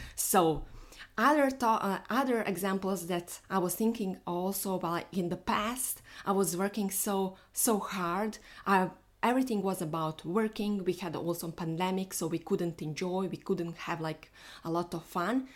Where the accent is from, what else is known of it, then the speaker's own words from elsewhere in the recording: Bosnia & Herzegovina; moved away; I'm flying to my home because I am from Bosnia